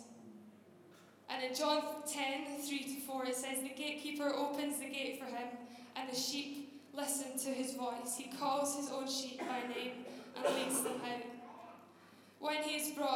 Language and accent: English; just outside Glasgow, Scotland, United Kingdom; moved away; I grew up just outside Glasgow, you can probably tell by my strong accent. It has softened, by the way